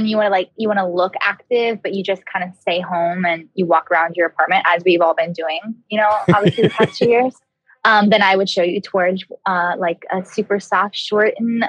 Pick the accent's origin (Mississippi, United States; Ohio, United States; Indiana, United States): Ohio, United States; Cincinnati; also born or lived in Louisville, United States; Well, I was born in Louisville, Kentucky, and then I always say my home is Cincinnati, Ohio. I moved around a lot, so Cincinnati was kind of the first city in which I stayed put for more than 3 or 4 years.